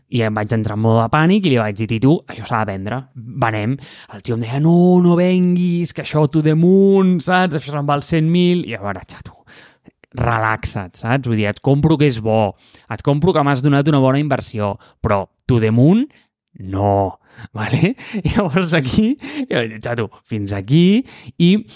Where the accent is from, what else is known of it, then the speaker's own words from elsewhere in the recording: Catalonia, Spain; jo sóc un català